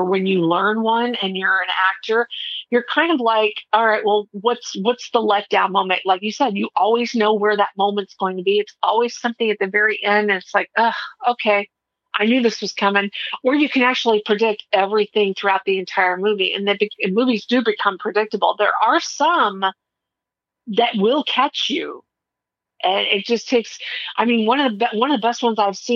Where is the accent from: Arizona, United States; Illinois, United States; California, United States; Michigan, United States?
Arizona, United States; Mesa; I grew up in Mesa